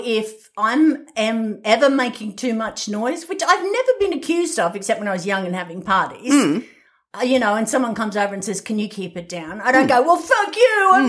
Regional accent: Australia; I'm Australian

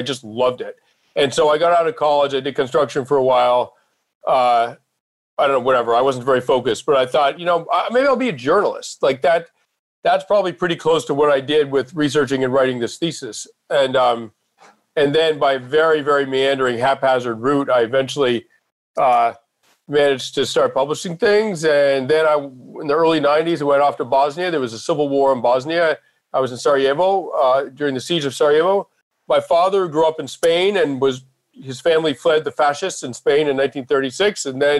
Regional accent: Massachusetts, United States; No. I grew up outside of Boston.

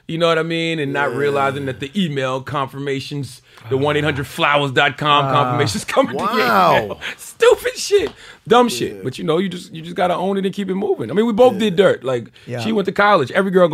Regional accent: Southern United States, United States; I'm from the South, man.

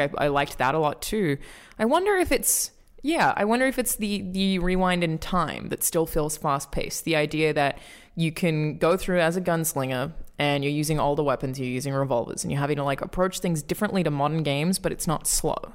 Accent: Australia; as an Australian

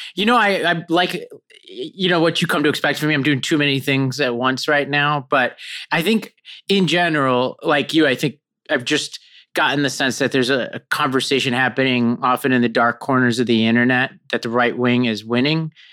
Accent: New York City, New York, United States; also born or lived in Binghamton, New York; I grew up in Staten Island, New York

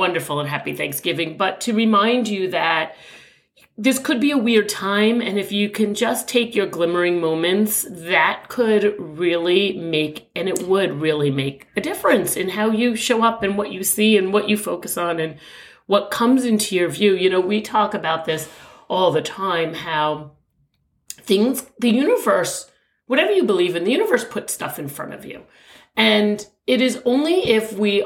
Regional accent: New York, United States; being a New Yorker

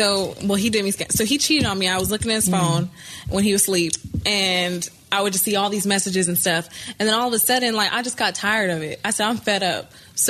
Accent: California, United States; The Bay Area.

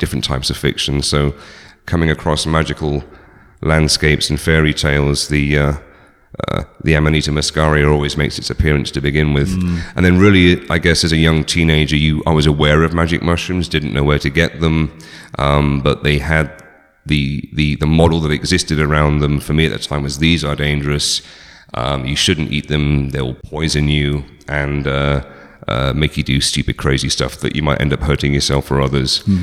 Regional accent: just outside Oxford, South East England, United Kingdom; moved away; I grew up in just outside Oxford in England, born in 1971.

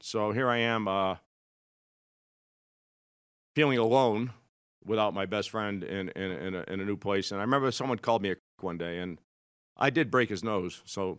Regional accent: Brighton, Massachusetts, United States; I grew up in Brighton, Mass., which is a suburb of Boston, which is now the high-rent district.

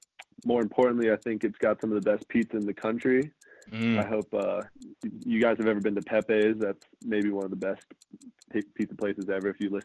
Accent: New York, United States; born there; I'm a Yankees guy. I was born in New York, so I've got to stay true.

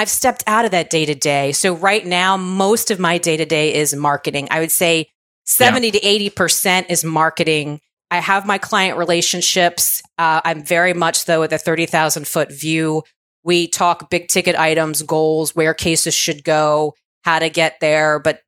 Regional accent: Virginia, United States; So I was raised in Virginia by a single mom. We were sort of lower middle class.

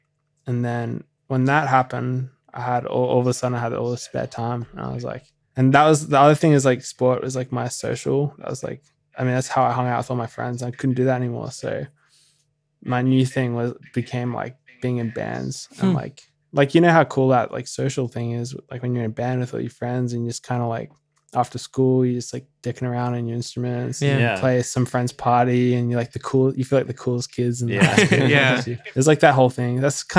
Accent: Brisbane, Queensland, Australia; So I'm from Brisbane.

